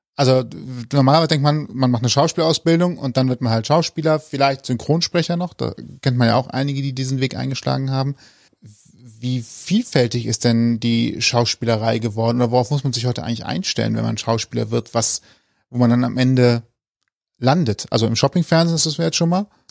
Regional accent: Rhineland, Germany; Ich bin Rheinländer.

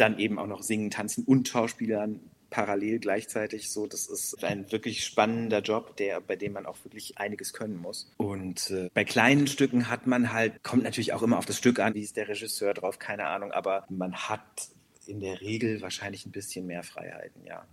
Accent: North Rhine-Westphalia, Germany; first language German; ich bin gebürtig aus Nordrhein-Westfalen, wirklich an der holländischen Grenze fast aufgewachsen

